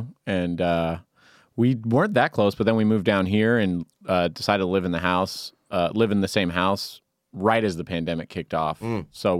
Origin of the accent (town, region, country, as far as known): Bay Area, California, United States